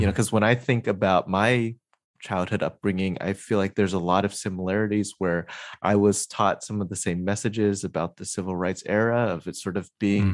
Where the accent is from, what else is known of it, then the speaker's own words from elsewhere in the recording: Southern California, United States; moved away as an adult; also born or lived in Midwest; I grew up in Southern California